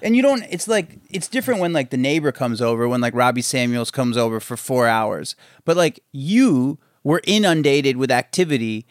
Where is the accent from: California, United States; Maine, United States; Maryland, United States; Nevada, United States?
Maryland, United States; I grew up in Maryland